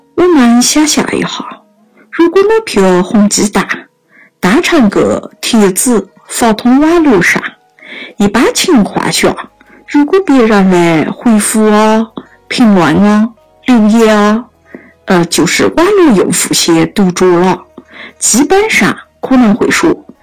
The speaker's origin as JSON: {"language": "Chinese", "region": "Yunnan", "country": "China", "accent": "Yunnan dialect", "said": "我们云南话上有一句“懒了瘦麻蛇吃”"}